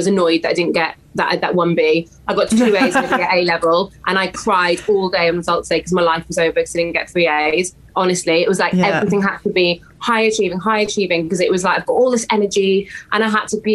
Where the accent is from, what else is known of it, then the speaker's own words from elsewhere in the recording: West Wales, United Kingdom; moved away; this baby was not going to stay in West Wales